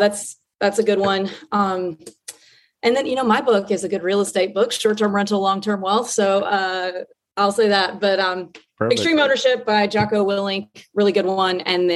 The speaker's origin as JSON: {"language": "English", "region": "Southeastern US", "country": "United States", "tie": "born or raised there", "said": "I grew up in the Southeast. So there's a lot of like medium-sized cities that I'll probably pivot to that I'm familiar"}